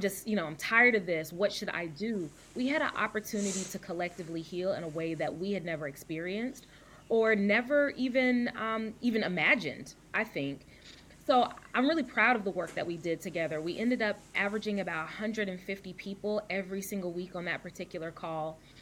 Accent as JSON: {"language": "English", "town": "Louisville", "region": "Kentucky", "country": "United States", "tie": "born or raised there", "also_born_or_lived": "Dallas, Texas / Atlanta, Georgia", "moved": "as an adult", "lives_now": "Vancouver, United States", "said": "I was born in Dallas, Texas, raised in Louisville, Kentucky"}